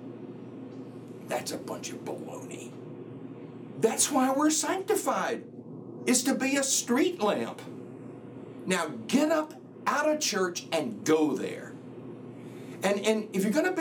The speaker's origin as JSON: {"language": "English", "region": "the South", "country": "United States", "tie": "born or raised there", "said": "I grew up in the Bible Belt. I grew up in the South where everybody went to church."}